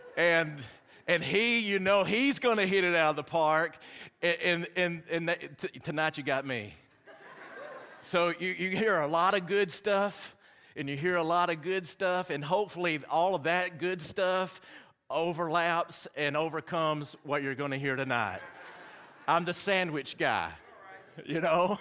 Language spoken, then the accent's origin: English; Alabama, United States; accent: Southern; I'm from Alabama.